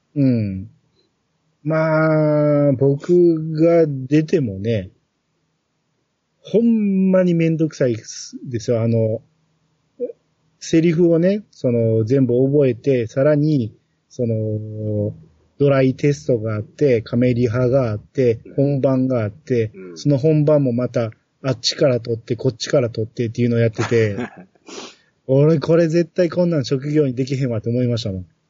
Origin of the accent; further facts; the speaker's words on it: Kansai, Japan; 面白ければあり的な感覚はやっぱり関西人としてある